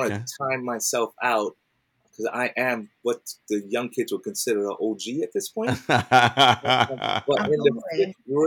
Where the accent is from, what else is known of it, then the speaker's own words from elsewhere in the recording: New York City, New York, United States; I'm from Brooklyn. I grew up in Brooklyn.